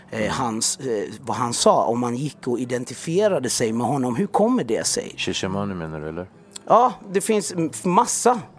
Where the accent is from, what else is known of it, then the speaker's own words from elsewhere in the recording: Jönköping, Jönköping County, Sweden; jag växte upp i Jönköping. Eh, eh, först i en del som heter Öxnehaga som var lite mer, det, man kan säga mer segrega- segregationen där liksom.